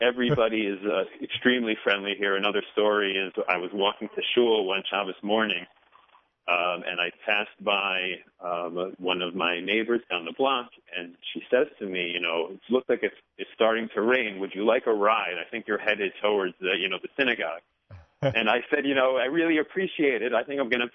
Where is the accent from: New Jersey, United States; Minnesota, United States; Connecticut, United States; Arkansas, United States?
New Jersey, United States; Bergen County; moved away as an adult; now in Charleston, United States; I grew up in Bergen County, New Jersey.